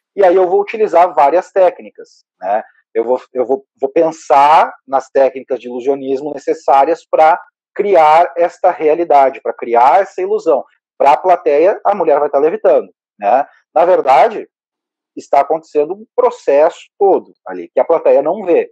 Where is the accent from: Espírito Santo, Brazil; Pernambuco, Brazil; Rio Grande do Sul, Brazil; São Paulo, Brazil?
Rio Grande do Sul, Brazil; Caxias do Sul; moved away as an adult; now in Porto Alegre, Brazil; eu sou natural de Caxias do Sul.